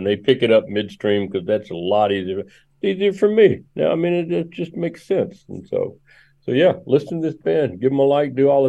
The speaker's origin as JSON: {"language": "English", "town": "Memphis", "region": "Tennessee", "country": "United States", "tie": "born or raised there", "said": "I grew up in Memphis, and I grew up playing drums in a racially mixed gospel band, right?"}